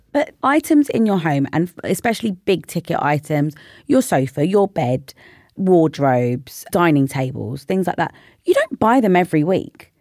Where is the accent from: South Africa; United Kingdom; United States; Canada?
United Kingdom; London; I lived in North London I grew up in North London.